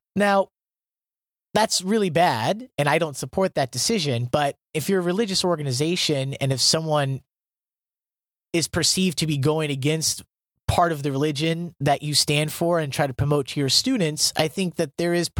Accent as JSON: {"language": "English", "region": "Iowa", "country": "United States", "tie": "born or raised there", "said": "I'm from Iowa."}